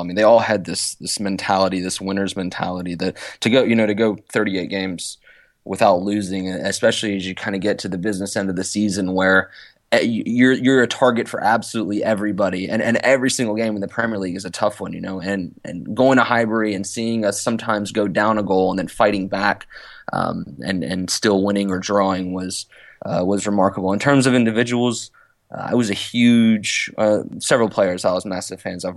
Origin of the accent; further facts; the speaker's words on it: Roanoke, Virginia, United States; moved away as an adult; now in England; I grew up in Roanoke, Virginia